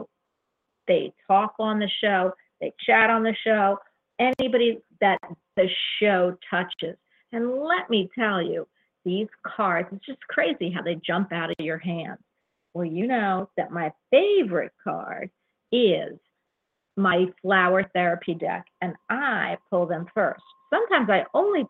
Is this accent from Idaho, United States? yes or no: no; Florida, United States; I'm from Florida